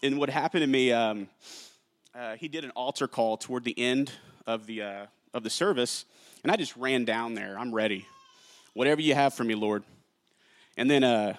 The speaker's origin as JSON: {"language": "English", "town": "Carrollton", "region": "Texas", "country": "United States", "tie": "born or raised there", "also_born_or_lived": "Jennings, Louisiana", "said": "I'm from Jennings, Louisiana. I moved here to Carrollton, Texas, when I was like 4 or 5 years old. I was raised in church"}